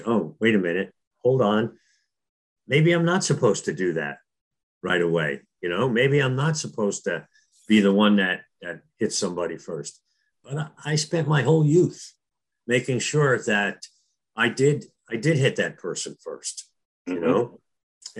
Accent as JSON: {"language": "English", "town": "Newark", "region": "New Jersey", "country": "United States", "tie": "born or raised there", "said": "when I was a young kid growing up in Newark, New Jersey"}